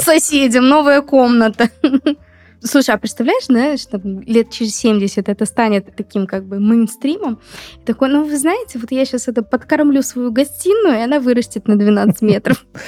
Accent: Moscow, Russia; я из Москвы

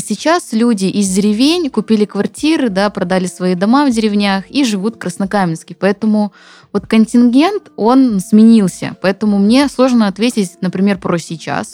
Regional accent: Zabaykalsky Krai, Russia; moved away; как говорят у нас на родине, пойдем почи почаюем или почаюем

